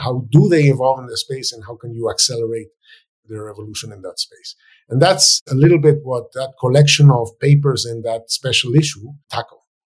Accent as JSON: {"language": "English", "country": "Venezuela", "moved": "as an adult", "lives_now": "United States", "said": "my home country, Venezuela"}